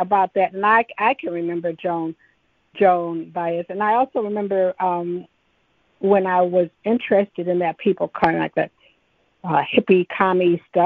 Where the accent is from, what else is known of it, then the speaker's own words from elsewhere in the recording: Detroit, Michigan, United States; being from, born and raised in Detroit